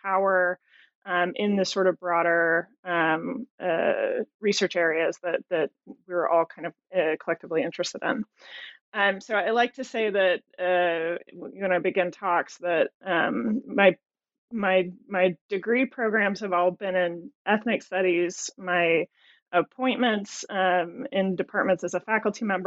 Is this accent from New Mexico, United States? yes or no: yes; Albuquerque, New Mexico, United States; moved away; I am originally from Albuquerque, New Mexico